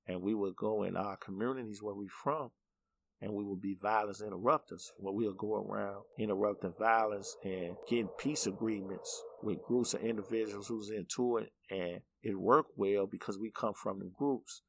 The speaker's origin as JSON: {"language": "English", "town": "Chicago", "region": "Illinois", "country": "United States", "tie": "born or raised there", "said": "I grew up in the uh, 80s and 90s in Bronzeville"}